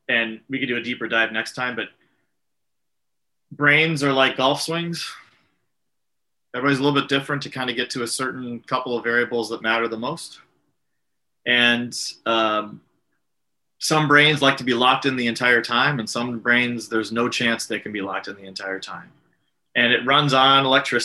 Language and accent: English; San Diego, California, United States; San Diego is my hometown